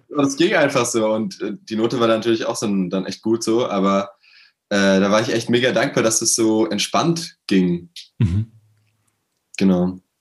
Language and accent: German; Berlin, Germany; Ich komme aus Berlin, äh, bin 21 Jahre alt